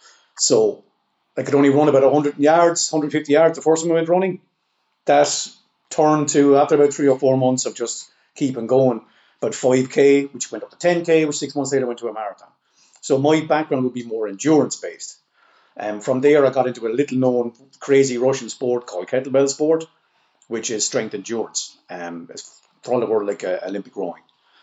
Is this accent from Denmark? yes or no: no; Ireland; So, I mean, I was raised as an Irishman on stories of Fionn MacCool and the Fianna. I mean, this was taught to us in school. This is part of our culture.